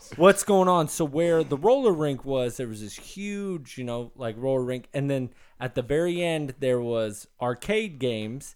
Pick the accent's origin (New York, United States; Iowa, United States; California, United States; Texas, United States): California, United States; Elk Grove; growing up in Elk Grove, there's this old roller rink